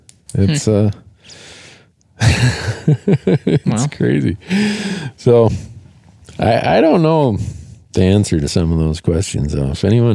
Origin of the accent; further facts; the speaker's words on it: Minnesota, United States; when I grew up in Minnesota